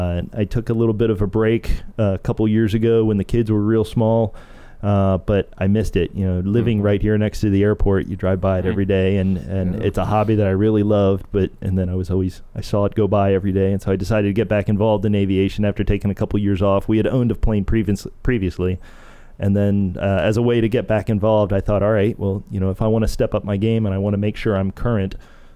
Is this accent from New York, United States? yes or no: no; Delaware, United States; moved away as an adult; also born or lived in Clemson, South Carolina; I grew up in Delaware.